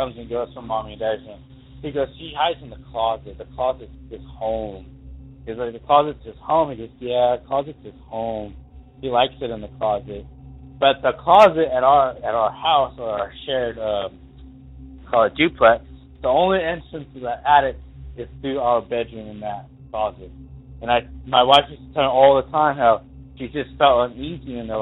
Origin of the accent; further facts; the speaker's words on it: Douglas, Wyoming, United States; now in Springfield, United States; I'm from Douglas, Wyoming, originally